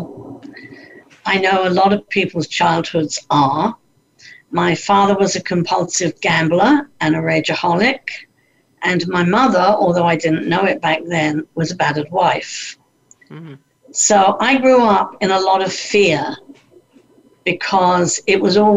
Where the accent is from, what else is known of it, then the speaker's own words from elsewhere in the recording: London, United Kingdom; moved away as an adult; also born or lived in Vancouver, Canada; I did get a job working in the West End of London, which is where I lived